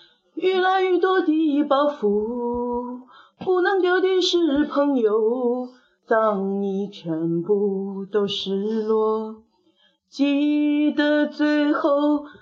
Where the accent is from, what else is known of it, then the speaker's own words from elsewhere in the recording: Huzhou, Zhejiang, China; 作为土生土长的湖州人，我深感惭愧